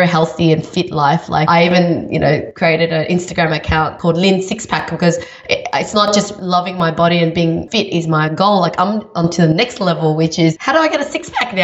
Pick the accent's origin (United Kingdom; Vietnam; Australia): Vietnam; I was born in Vietnam.